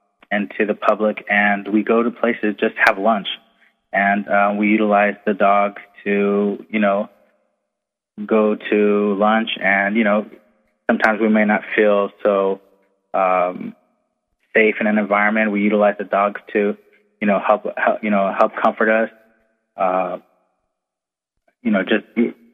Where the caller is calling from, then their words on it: Camp Pendleton, California, United States; I'm calling from Camp Pendleton.